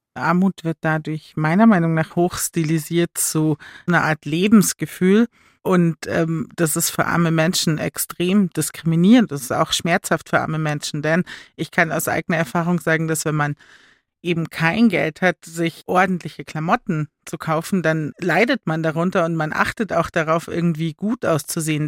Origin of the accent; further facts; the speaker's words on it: Chiemsee, Bavaria, Germany; now in Munich, Germany; ich bin am Chiemsee aufgewachsen